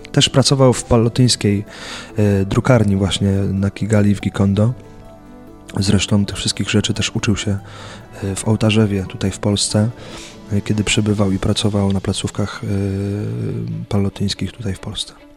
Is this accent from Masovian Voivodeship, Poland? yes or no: no; Buk, Greater Poland, Poland; w mojej rodzinnej miejscowości w Buku